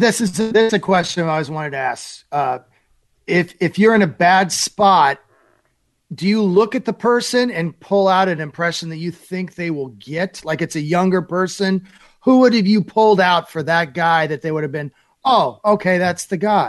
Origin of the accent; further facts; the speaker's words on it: Iowa, United States; I grew up in Iowa